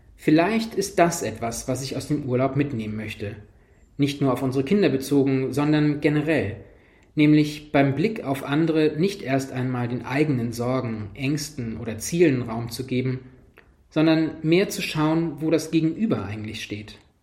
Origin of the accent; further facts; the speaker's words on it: Kolborn, Lower Saxony, Germany; ich komme aus Kolborn